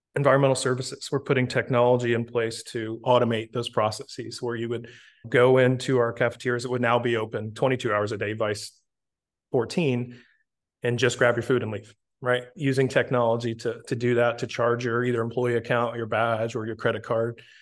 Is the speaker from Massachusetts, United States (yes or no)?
no; Tampa, Florida, United States; moved away as an adult; also born or lived in Naples, Florida; Born and raised in Tampa